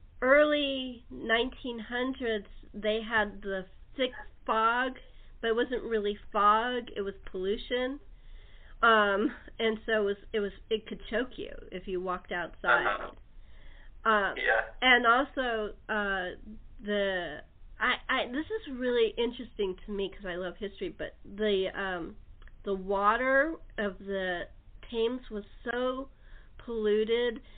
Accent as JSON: {"language": "English", "region": "California", "country": "United States", "said": "As a Californian"}